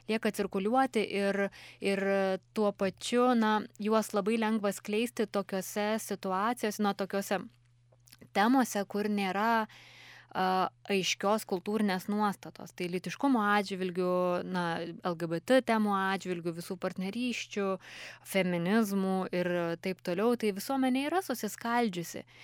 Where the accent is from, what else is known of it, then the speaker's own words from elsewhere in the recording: Lithuania; kaip mes lietuviai apsibrėžėme savo na, tą lytinę tapatybę